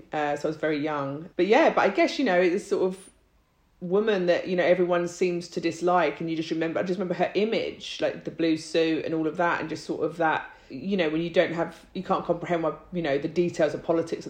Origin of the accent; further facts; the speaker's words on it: London, United Kingdom; also born or lived in Ireland; Like my parents are Irish. I was born here, but, you know, spent a lot of my time in Ireland and, you know, that's sort of, so I consider myself Irish. I'm a Londoner, you know, like definitely.